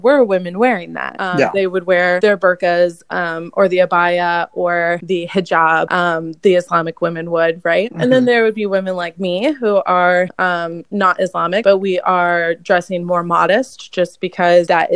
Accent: United States

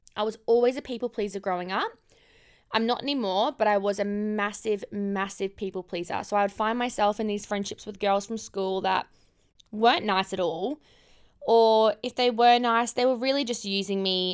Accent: Cairns, Queensland, Australia; moved away; also born or lived in Gold Coast; I grew up in Cairns. I grew up in far north Queensland

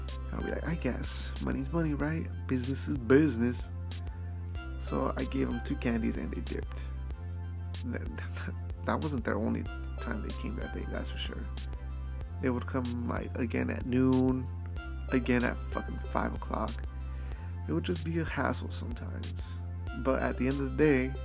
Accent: Idaho, United States; Growing up in Idaho

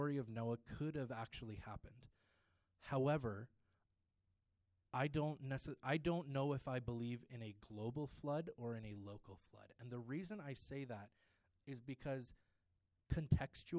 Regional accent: Ontario, Canada; I grew up in Ontario where it's very liberal

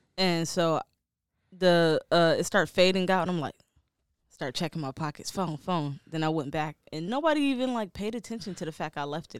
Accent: Detroit, Michigan, United States; I'm from Detroit

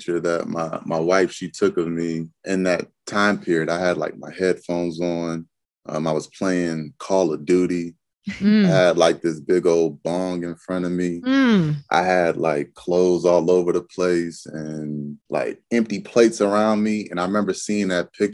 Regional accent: Montgomery County, Maryland, United States; moved away as an adult; I grew up in Maryland, Montgomery County, Maryland

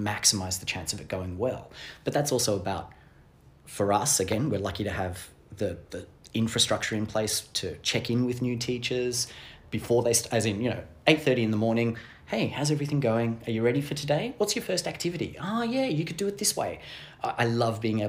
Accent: Australia; first language English; I'm Australian

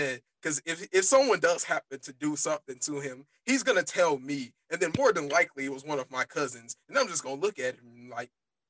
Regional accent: Grand Prairie, Texas, United States; If Lance is around, I'm not allowed to say I'm from Grand Prairie.

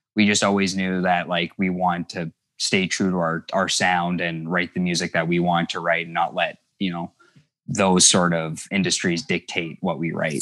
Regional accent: Thunder Bay, Ontario, Canada; I was never aware of how isolated we were, 'cause a lot of people who find out we're from Thunder Bay

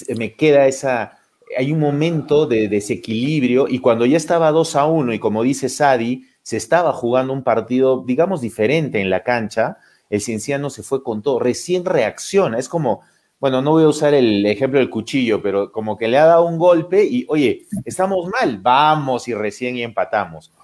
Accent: Cusco, Peru; como cusqueños

